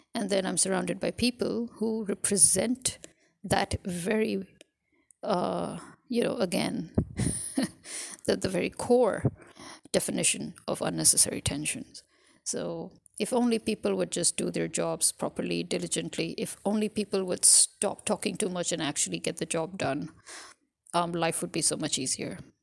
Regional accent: Pakistan; I'm a Pakistani

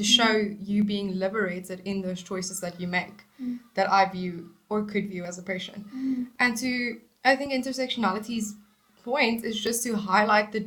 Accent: South Africa; moved away; I am from South Africa

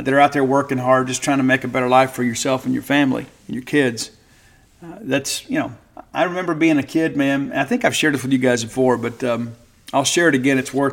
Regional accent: South Mississippi, United States; moved away; I'm a Southerner, I'm a Mississippian, and I am proud to be from Mississippi, proud to be from the 601 area code. I live in a 662 now

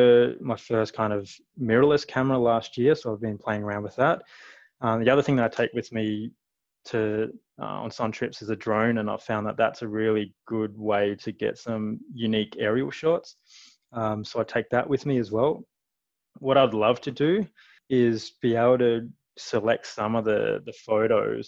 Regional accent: Perth, Western Australia, Australia; moved away as an adult; now in Calgary, Canada; I'm from Perth

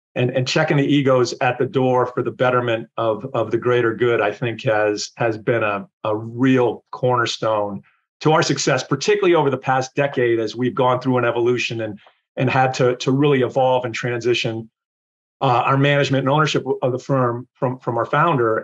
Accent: Wilkes-Barre, Pennsylvania, United States; I grew up in uh, Wilkes-Barre, Pennsylvania

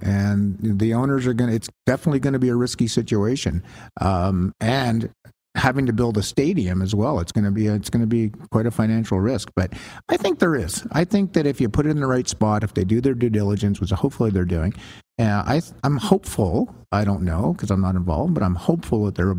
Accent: Canada; I'm Canadian.

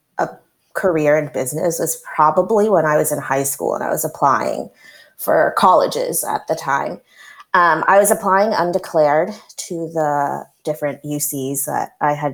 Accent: Berkeley, California, United States; growing up in the Albany, Berkeley area

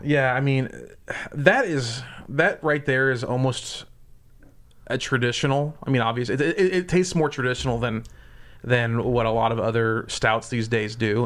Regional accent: Southern Indiana, United States; now in Lincoln, United States; I grew up in Southern Indiana

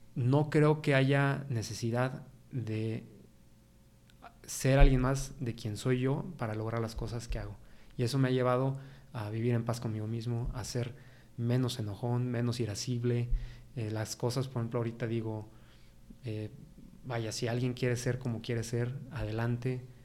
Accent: San Luis Potosí, Mexico; estoy orgulloso de ser potosino. A mí, San Luis Potosí, me encanta. Siempre he vivido aquí, nunca me he ido

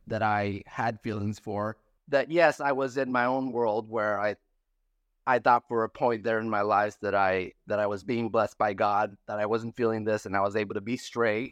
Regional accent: San Felipe, Baja California, Mexico; moved away as an adult; I grew up in Santa Felipe, Baja California, Mexico

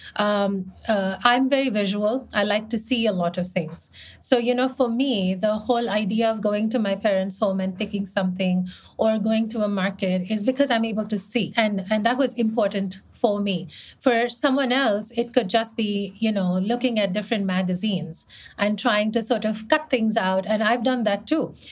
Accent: India; moved away as an adult; also born or lived in Mumbai; I was from India

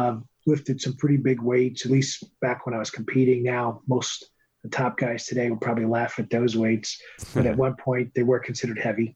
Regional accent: Bronx, New York, United States; The Bronx, New York City.

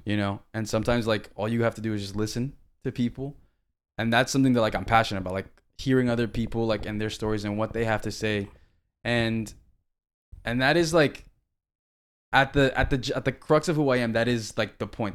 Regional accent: Miami, Florida, United States; also born or lived in Tennessee / Guam; We're from Miami, and we're gonna let you know we're from Miami, and we're proud we're from Miami

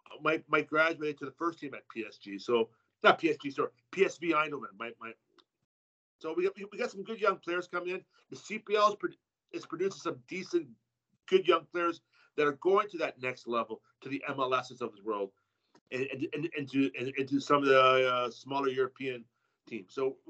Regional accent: Canada

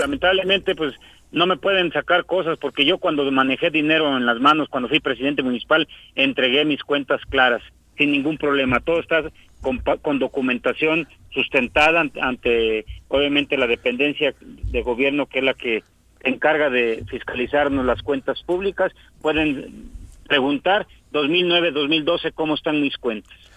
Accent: Zacualpan de Amilpas, Morelos, Mexico; Yo soy de un municipio muy pequeño, Zacualpan de Amilpas

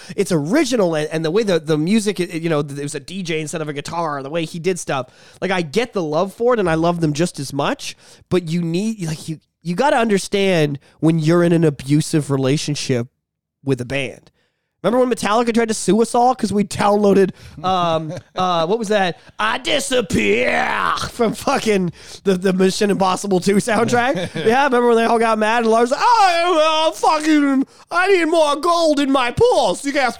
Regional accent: Compton, California, United States; I grew up in Compton. Like, I'm fucking real.

